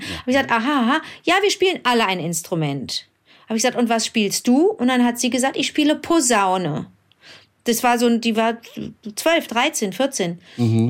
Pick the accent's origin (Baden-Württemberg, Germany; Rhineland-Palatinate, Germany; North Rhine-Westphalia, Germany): North Rhine-Westphalia, Germany; Cologne; also born or lived in Berlin; in Köln, in meiner Heimatstadt